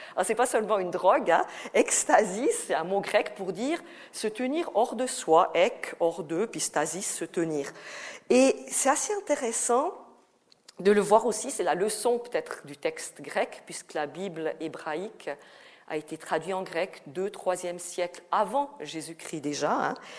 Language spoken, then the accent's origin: French; Valais, Switzerland; accent: Valaisan; j'ai l'accent valaisan, hein, c'est pas l'accent vaudois